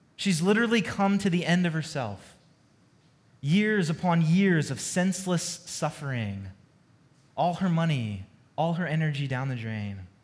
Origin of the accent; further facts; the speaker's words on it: Georgia, United States; moved away as an adult; also born or lived in California; now in Dallas, United States; I'm not a native Texan, I've only been here um, just over a year, but I love Texas, but I'm originally from Georgia